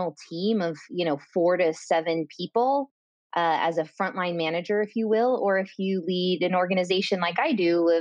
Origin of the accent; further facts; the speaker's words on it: California, United States; moved away as an adult; also born or lived in London / Dublin; I am from California and currently residing in California